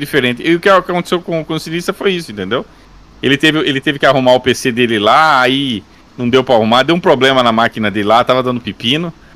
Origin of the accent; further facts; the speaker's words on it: Santa Bárbara d'Oeste, São Paulo, Brazil; Eu sou do interior de São Paulo